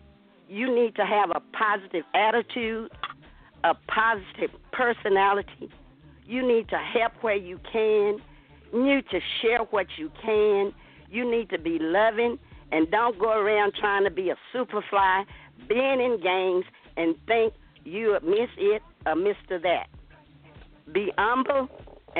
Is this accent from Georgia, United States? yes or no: no; Atlanta, Texas, United States; We grew up in Atlanta, Texas, very prejudiced town.